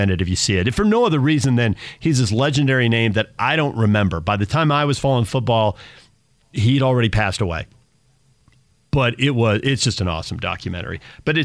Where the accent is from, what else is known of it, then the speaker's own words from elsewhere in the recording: the West, United States; I grew up in the West